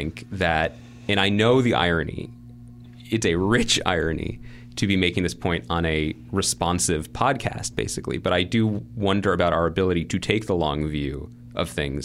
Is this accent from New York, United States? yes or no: yes; New York City, New York, United States; as a New Yorker.